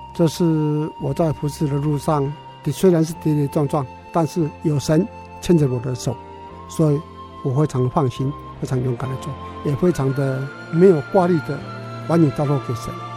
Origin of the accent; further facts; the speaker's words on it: Taichung, Taiwan; 我出生在台中市，嗯哼。长大在台中市，工作在台中市，嗯哼。说一辈子都在台中市里面